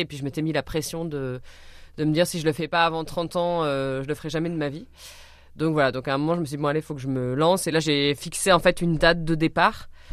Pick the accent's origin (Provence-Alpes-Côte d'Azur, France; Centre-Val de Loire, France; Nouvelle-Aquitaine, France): Centre-Val de Loire, France; Orléans; je suis partie d'Orléans, qui est ma ville natale